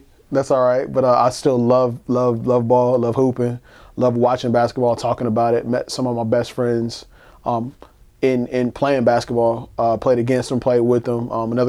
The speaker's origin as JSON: {"language": "English", "town": "Durham", "region": "North Carolina", "country": "United States", "tie": "born or raised there", "said": "I'm from Durham, North Carolina, let's just make that clear. Bull City."}